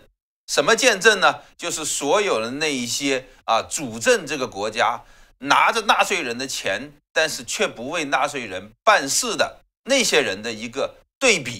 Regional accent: China; 我们中国人讲这个“窃国者侯，窃钩者诛”，对不对？

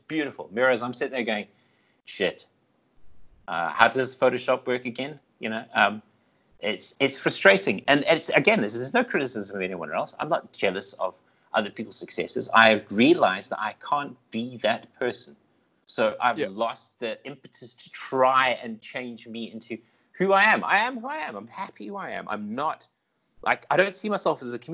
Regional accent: South Africa; I'm South African

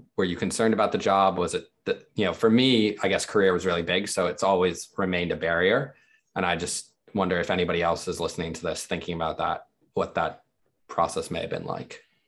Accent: United States; born or raised there; moved away as an adult; also born or lived in Dubai; now in United Kingdom

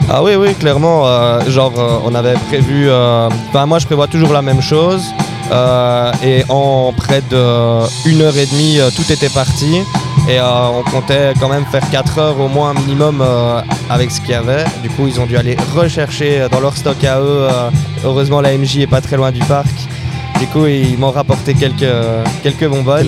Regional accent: Brussels, Brussels-Capital Region, Belgium; je suis bruxellois à la base.

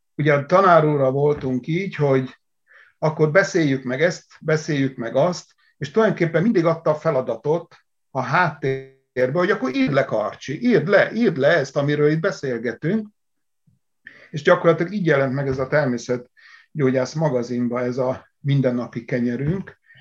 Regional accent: Szabolcs-Szatmár-Bereg, Hungary; én Szatmárból származom

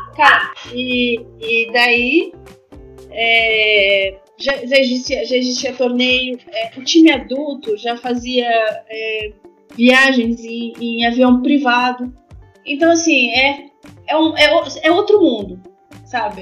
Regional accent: Brazil; moved away as an adult; also born or lived in France; sou brasileira

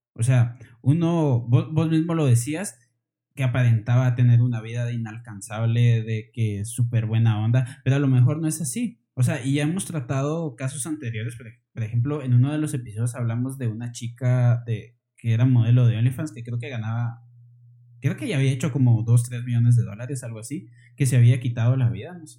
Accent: Guatemala; somos de Guatemala

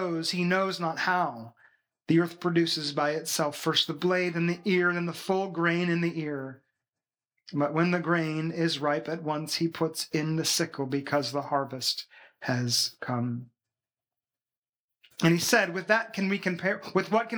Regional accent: Washington, United States; moved away as an adult; also born or lived in Florida / Massachusetts; now in Belgium; we were born and raised in Washington State, the very corner of the United States

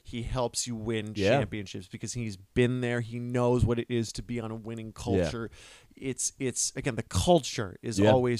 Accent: United States; I'm American.

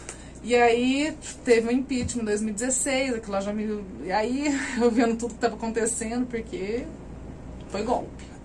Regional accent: São Sebastião do Paraíso, São Paulo, Brazil; also born or lived in Mogi das Cruzes / Franca; Eu sou daqui, de Paraíso. Ah, sim. Morei um tempo em Monte das Cruzes e voltei para cá

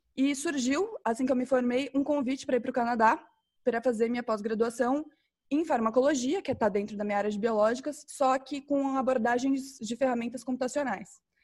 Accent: Campo Grande, Mato Grosso do Sul, Brazil; moved away; eu sou, sou mato-grossense, é, nasci em Campo Grande, fui criada em Campo Grande, mas saí daqui meio cedo

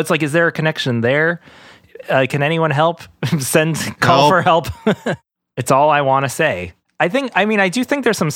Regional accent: New York, United States; we're from New York.

